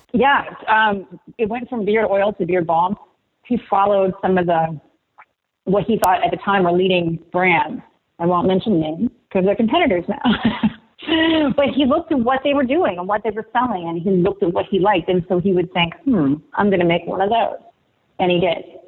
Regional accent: Martinsburg, West Virginia, United States; We grew up in Martinsburg.

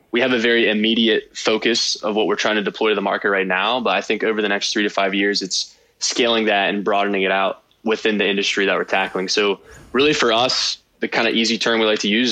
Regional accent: Weirton, West Virginia, United States; also born or lived in Morgantown, West Virginia; I grew up in Weirton, West Virginia.

